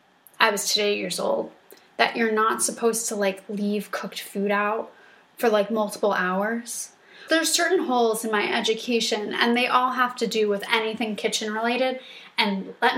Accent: New York City, New York, United States; I'm from New York.

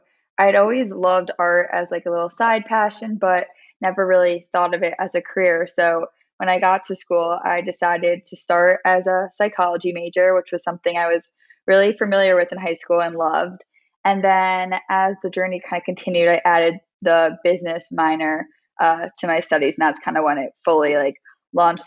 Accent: Westchester, New York, United States; born or raised there; also born or lived in Maryland

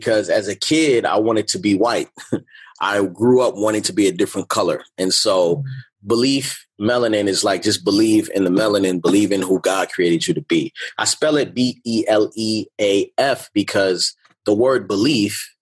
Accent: Baltimore, Maryland, United States; moved away; also born or lived in California; growing up in Baltimore

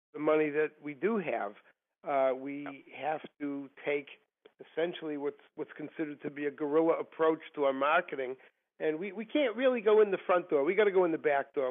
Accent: Massachusetts, United States; also born or lived in Washington D.C.; I am originally from Massachusetts, and I still live there today. Okay. and other than going to college in Washington D.C., uh, I've lived here all my life.

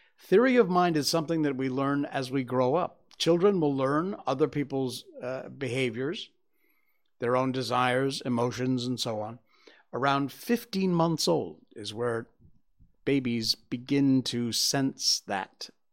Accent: Cornwall, Connecticut, United States; growing up in Cornwall, Connecticut

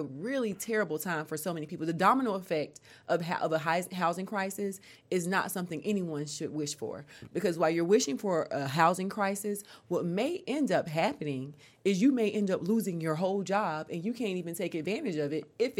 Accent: North Carolina, United States; moved away as an adult; now in Atlanta, United States; I moved to Atlanta by myself from North Carolina. 2006, right?

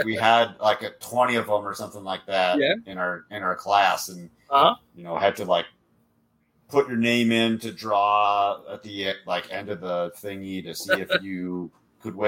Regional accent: Minnesota, United States; I'm from Minnesota

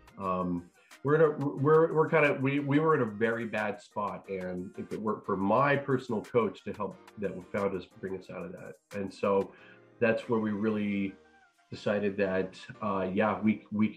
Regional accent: Northern New Mexico, United States; moved away as an adult; now in Texas, United States; growing up, I was an athlete, lived in Northern New Mexico, and went to school here in Texas.

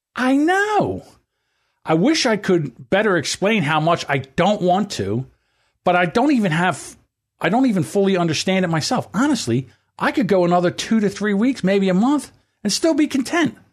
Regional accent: United States; we are an American. This is our country

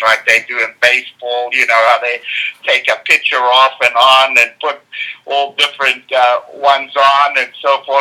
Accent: South Africa; moved away as an adult; now in United States; I grew up many thousands of miles away, in the country of South Africa.

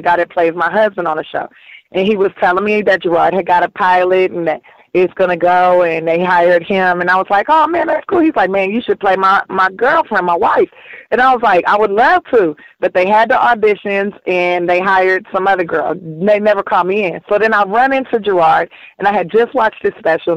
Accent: Los Angeles, California, United States; I grew up here in South Central Los Angeles

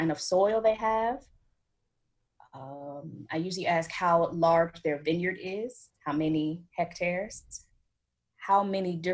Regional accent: United States; moved away as an adult; now in France; I am American

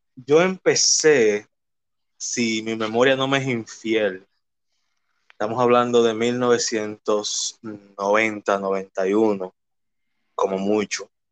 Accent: Santo Domingo, Distrito Nacional, Dominican Republic; Nací y me crié en Villaconsuelo, en específicamente en la calle Manuel Ubaldo Gómez

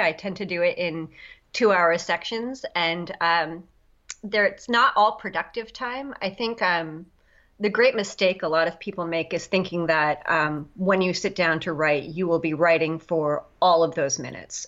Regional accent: Long Island, New York, United States; I'm from uh, Long Island, New York

